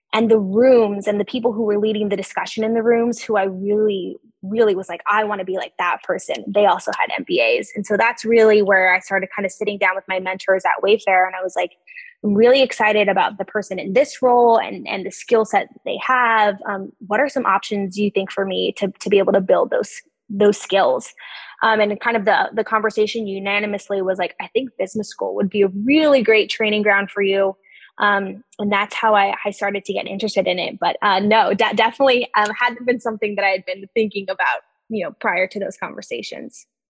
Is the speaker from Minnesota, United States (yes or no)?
no; on the border of Texas and Mexico, South Texas, United States; moved away as an adult; also born or lived in Dartmouth (New Hampshire) / Charlottesville, Virginia (Darden); I'm originally from South Texas. Um, I grew up right on the border of Texas and Mexico